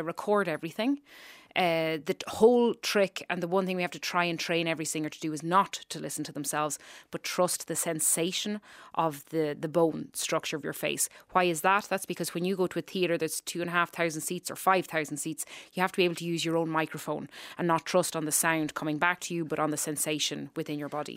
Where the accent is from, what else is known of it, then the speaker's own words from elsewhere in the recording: Ireland; accent: Irish; moved away; my accent came back to where it should be. Um, we speak very far back as Irish people